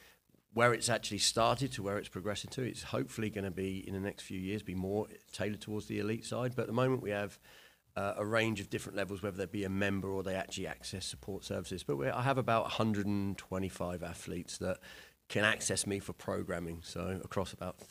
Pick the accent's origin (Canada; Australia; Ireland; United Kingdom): United Kingdom; England; So I played back, because I'm obviously from England.